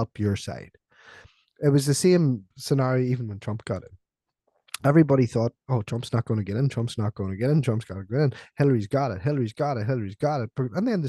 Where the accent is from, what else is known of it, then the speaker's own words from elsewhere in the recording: Northern Ireland, United Kingdom; I was growing up in Ireland, right? In Northern Ireland, in what was the height of the Troubles